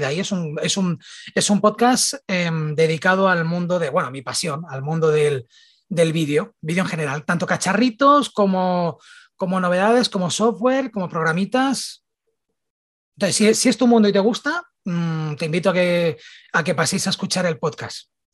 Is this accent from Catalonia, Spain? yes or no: yes; Barcelona, Catalonia, Spain; soy de Barcelona